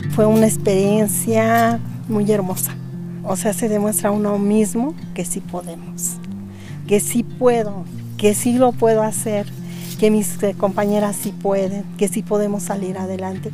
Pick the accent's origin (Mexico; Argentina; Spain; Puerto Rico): Mexico; Rincón de Guadalupe, State of Mexico; era el ejido de, de mi pueblo, bueno, del Rincón de Guadalupe